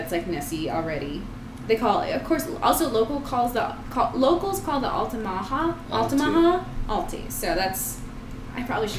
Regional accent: Arizona, United States; I'm from Arizona.

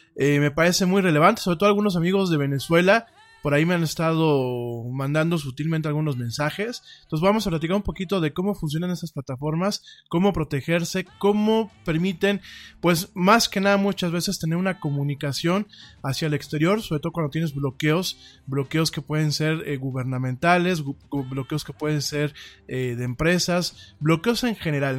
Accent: Mexico; somos los mexicanos

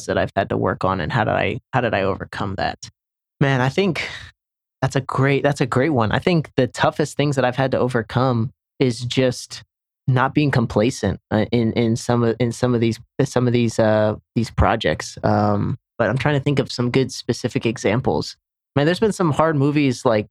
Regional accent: Senegal; moved away; also born or lived in Charlotte, North Carolina; where I grew up in Senegal, West Africa

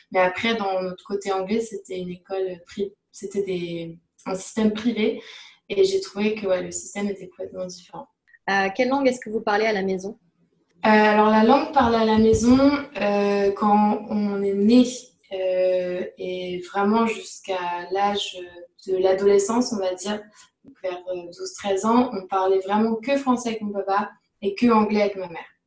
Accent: Paris region, Île-de-France, France; moved away as an adult; also born or lived in England / London; now in Montreal, Canada; je suis née en Angleterre. Et euh, par contre, j'ai vécu toute mon enfance, donc de l'âge de, on va dire, 0 à 18 ans en France, dans la région parisienne. Après, à l'âge de 18 ans, je suis allée à, Londres pour faire mes études

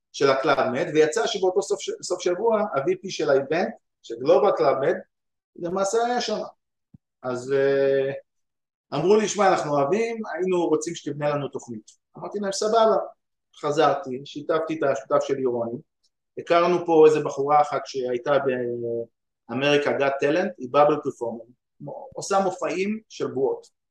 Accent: Ramla, Central District, Israel; now in United States; אני גדלתי ברמלה

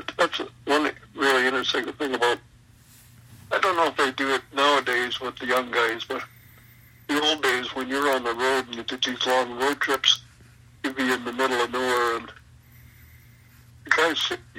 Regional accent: Western Canada, Canada; I'm from Western Canada, man. We have no water around here. It's all of this prairie and stuff.

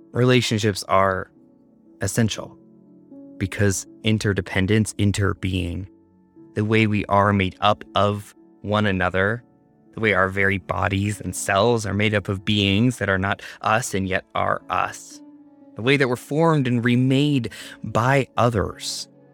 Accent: Canada; now in United States; In my home country of Canada

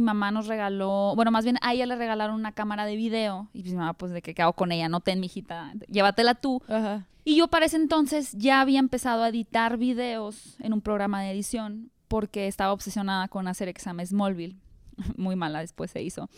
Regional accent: Hermosillo, Sonora, Mexico; moved away as an adult; also born or lived in Mexico City; Yo soy de Hermosillo

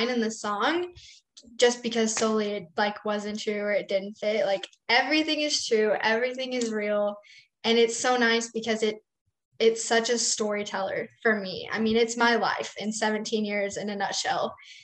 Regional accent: West Texas, United States; Growing up in West Texas

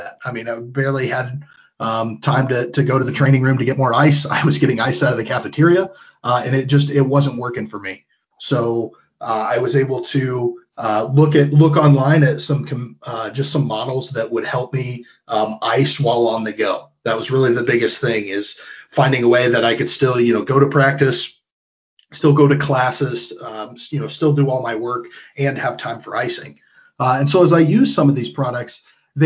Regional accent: Pierceton, Indiana, United States; I grew up in Pearson. I went to Whitco High School

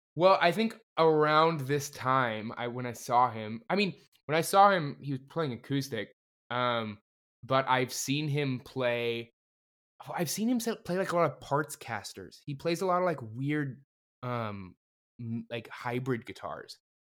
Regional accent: Livermore, California, United States; my hometown of Livermore, California

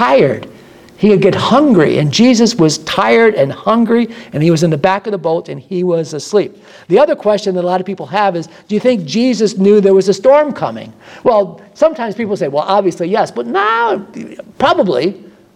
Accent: Midwest, United States; now in Florida, United States; I come from the Midwest

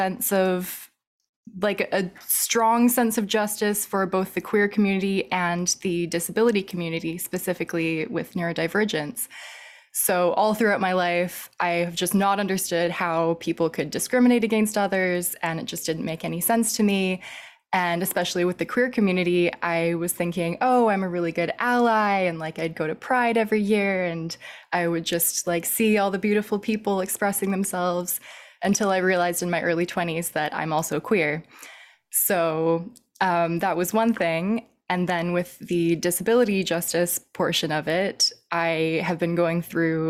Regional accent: Vancouver, British Columbia, Canada; also born or lived in Montreal; now in Victoria, Canada; I am originally from Vancouver, lived in Montreal for a few years. Now I'm back on the West Coast

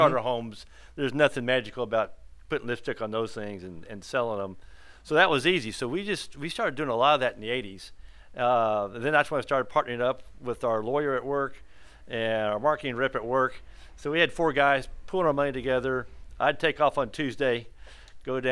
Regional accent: Midwest, United States; moved away as an adult; also born or lived in Kansas; now in Houston, United States; I was born in the Midwest, went to the University of Kansas

